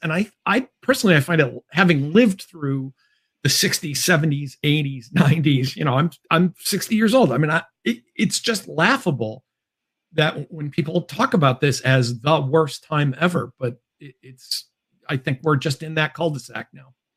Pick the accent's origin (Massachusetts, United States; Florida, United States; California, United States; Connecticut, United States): Massachusetts, United States; Chicopee; my hometown was once upon a time the world headquarters of Spalding